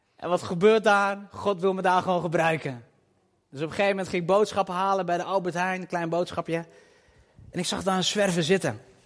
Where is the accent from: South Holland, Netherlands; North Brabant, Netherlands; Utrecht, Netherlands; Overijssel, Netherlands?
Overijssel, Netherlands; Twente; also born or lived in Nijvel (possibly Nijverdal), birthplace; Ik kom uit Twente